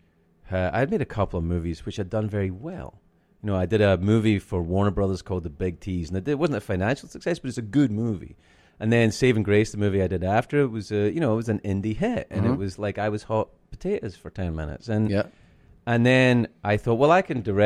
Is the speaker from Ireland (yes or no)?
no; Scotland, United Kingdom; I'm from Scotland.